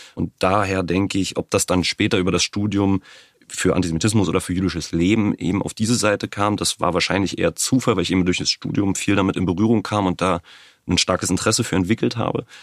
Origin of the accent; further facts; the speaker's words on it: Brandenburg, Germany; ich bin in Brandenburg geboren, lebe nach wie vor in Brandenburg, habe in Potsdam studiert, also durch und durch Brandenburger